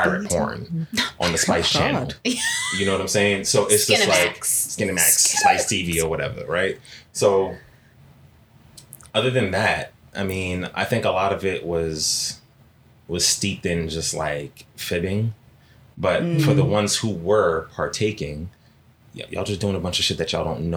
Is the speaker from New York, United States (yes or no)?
yes; New York City, New York, United States; I grew up in Flatbush, Brooklyn, right? In the 90s, pretty rough area